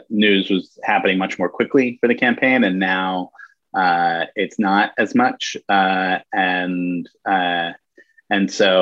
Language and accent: English; New York, United States; also born or lived in Chicago; I grew up in New York